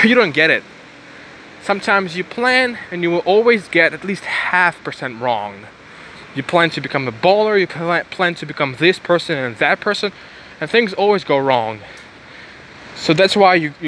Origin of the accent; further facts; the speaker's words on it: Ukraine; now in Bulgaria; I was born in Ukraine